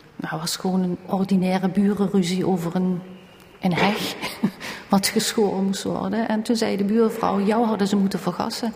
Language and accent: Dutch; Valkenburg, Limburg, Netherlands; Wij woonden in Valkenburg en wij zijn geboren in Valkenburg